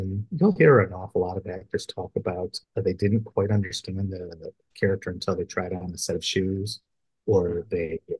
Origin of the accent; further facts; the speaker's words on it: Chicago, Illinois, United States; I grew up in the Midwest, Chicagoland area